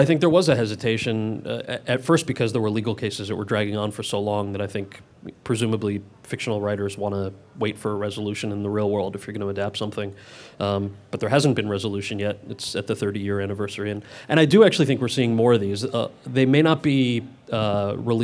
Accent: New Jersey, United States; I was born and raised in Jersey of Indian parents

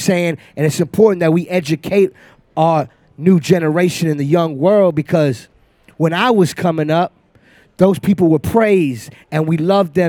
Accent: Miami, Florida, United States; I'm from Miami

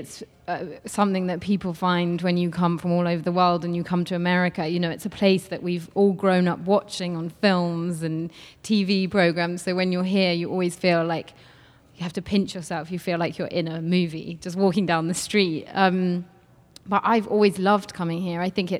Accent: England, United Kingdom; there's something very freeing about being an English person in the States.

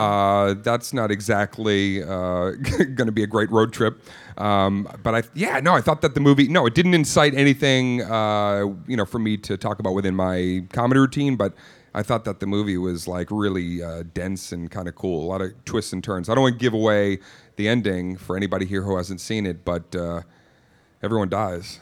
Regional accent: Boston, Massachusetts, United States; also born or lived in Cape Cod; I grew up in Boston

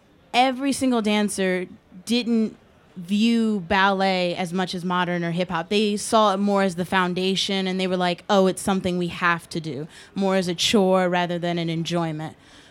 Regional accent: Philadelphia, Pennsylvania, United States; I'm from Philadelphia, and I went to a performing arts high school.

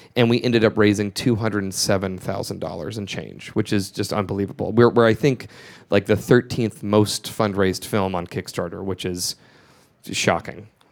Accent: Georgia, United States; moved away; the home where I grew up in Georgia

